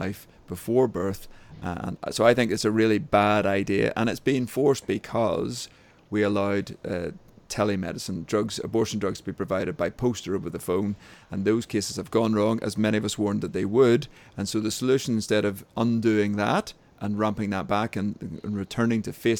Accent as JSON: {"language": "English", "region": "Northern Ireland", "country": "United Kingdom", "accent": "Northern Irish", "said": "I'm based in Northern Ireland, as we probably know from my funny accent"}